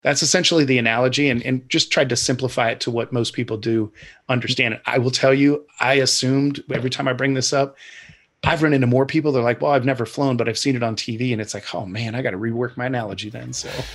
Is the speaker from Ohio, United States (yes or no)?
yes; Ohio, United States; I'm kind of born and raised in Ohio